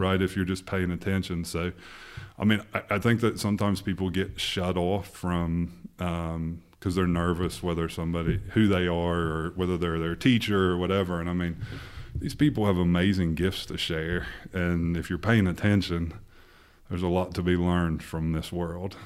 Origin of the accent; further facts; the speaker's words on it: Portsmouth, Ohio, United States; born and raised in Portsmouth, Ohio